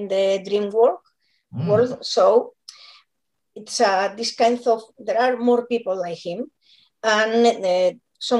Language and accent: English; Barcelona, Catalonia, Spain; English is a second language; I'm from Barcelona